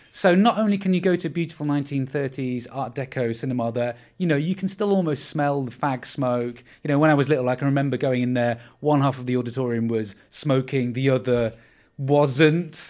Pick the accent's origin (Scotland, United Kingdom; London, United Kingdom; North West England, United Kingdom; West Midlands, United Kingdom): North West England, United Kingdom; Windermere; I am from Windermere in the Lake District